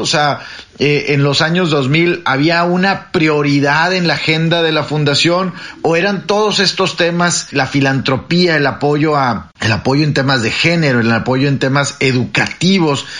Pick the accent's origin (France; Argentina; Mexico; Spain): Mexico; now in Washington, United States; yo estoy en Washington y soy mexicano